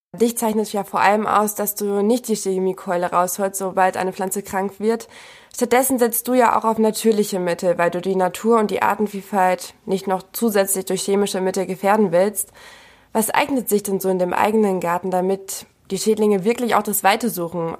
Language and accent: German; Bückeburg, Lower Saxony, Germany; Ich komme nämlich ursprünglich aus Bückeburg